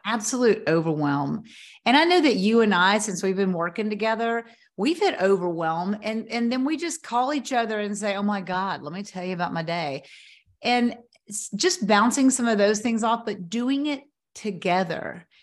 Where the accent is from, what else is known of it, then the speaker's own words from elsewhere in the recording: Knoxville, Tennessee, United States; moved away; Knoxville is my hometown, but I hadn't lived here in twenty-five years